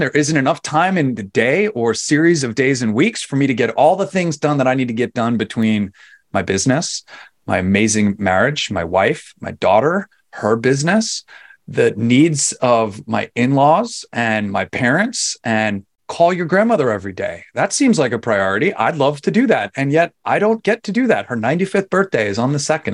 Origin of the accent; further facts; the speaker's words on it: New York City, New York, United States; moved away as an adult; I'm originally from New York